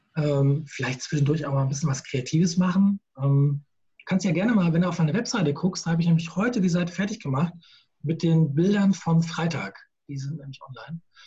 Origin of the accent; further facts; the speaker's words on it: Gießen, Hesse, Germany; now in Queckborn, Germany; aus Gießen ursprünglich, bin waschechter Schlammbeiser, in Gießen geboren, ähm, schönes kleines Städtchen in Mittelhessen